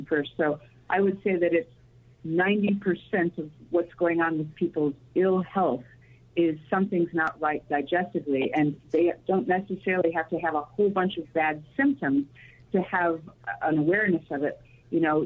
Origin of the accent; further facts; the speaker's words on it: Chicago, Illinois, United States; I grew up in the Chicagoland area